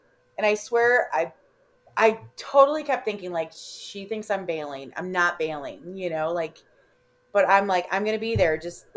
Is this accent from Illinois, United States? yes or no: yes; Illinois, United States; accent: Chicago; moved away; if you guys haven't picked up on my Chicago accent yet, but so I grew up in Illinois